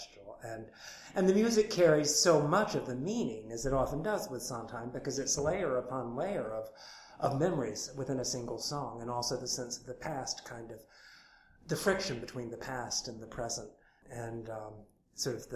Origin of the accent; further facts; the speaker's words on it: Winston-Salem, North Carolina, United States; I grew up in Winston-Salem, North Carolina